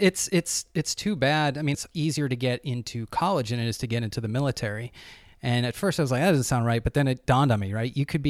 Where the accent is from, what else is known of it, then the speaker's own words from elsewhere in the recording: Goffstown, New Hampshire, United States; Growing up in Goffstown, so I grew up in New Hampshire back in the 80s.